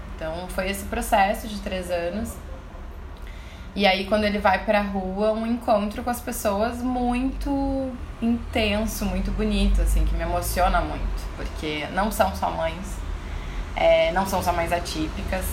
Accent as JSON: {"language": "Portuguese", "town": "Porto Alegre", "region": "Rio Grande do Sul", "country": "Brazil", "said": "Eu sou de Porto Alegre, sou da capital mesmo"}